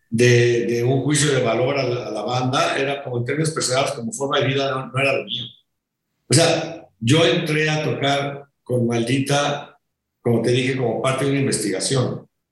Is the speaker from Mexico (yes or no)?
yes; Mexico; rolé un año y ya me regresé para acá, para México, a terminar la prepa